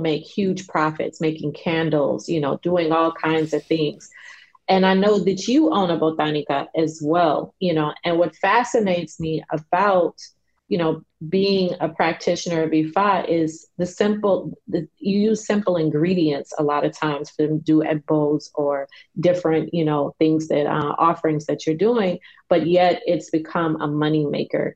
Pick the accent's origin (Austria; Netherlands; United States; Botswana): United States; Chicago, Illinois; I grew up in Chicago